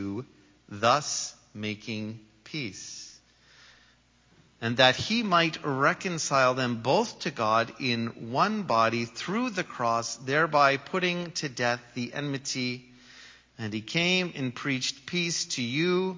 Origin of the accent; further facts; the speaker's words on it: Canada; I just happen to be born in Canada and come from Canada